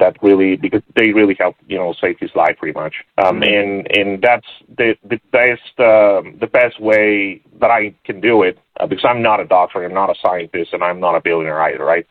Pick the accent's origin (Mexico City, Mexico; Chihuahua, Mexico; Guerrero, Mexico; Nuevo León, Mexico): Nuevo León, Mexico; Monterrey; moved away as an adult; also born or lived in San Diego; I was born and raised in Monterrey, Mexico